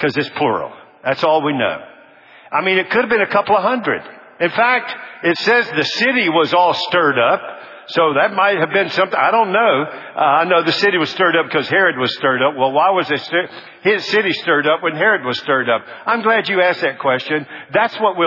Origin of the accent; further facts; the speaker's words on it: United States